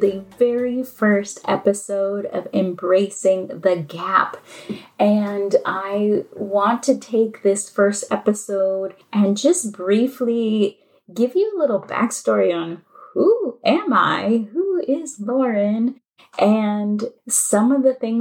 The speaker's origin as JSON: {"language": "English", "town": "Los Angeles", "region": "California", "country": "United States", "also_born_or_lived": "New Orleans", "moved": "as an adult", "said": "And I am from Los Angeles, and I moved to New Orleans."}